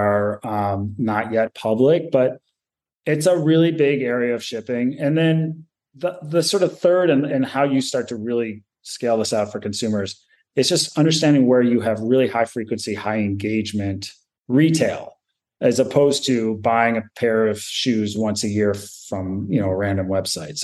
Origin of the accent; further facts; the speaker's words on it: Michigan, United States; I grew up in Michigan